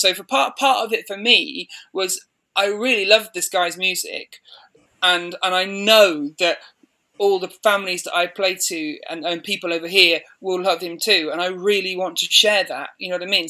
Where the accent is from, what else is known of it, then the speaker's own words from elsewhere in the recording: Midlands, United Kingdom; moved away as an adult; now in Banbury, United Kingdom; I grew up in the Midlands